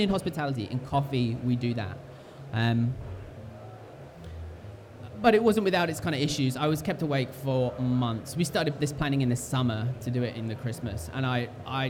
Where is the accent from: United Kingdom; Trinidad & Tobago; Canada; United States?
United Kingdom; we're British